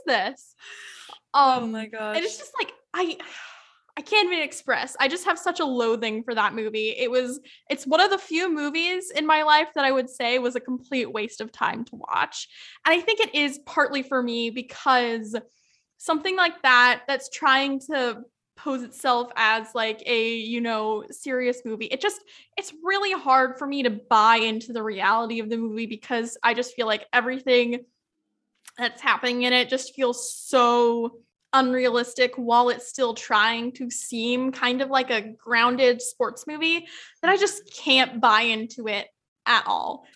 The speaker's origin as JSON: {"language": "English", "town": "Yakima", "region": "Washington", "country": "United States", "tie": "born or raised there", "said": "my hometown, Yakima"}